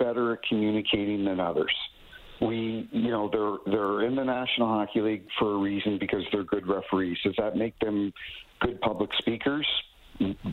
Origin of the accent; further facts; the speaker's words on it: New Brunswick, Canada; now in St. Louis, United States; I grew up in New Brunswick and I live in St. Louis now.